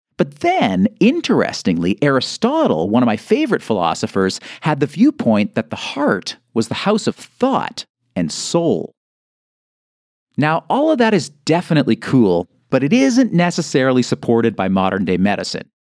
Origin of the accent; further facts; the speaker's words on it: Canada; I'm Canadian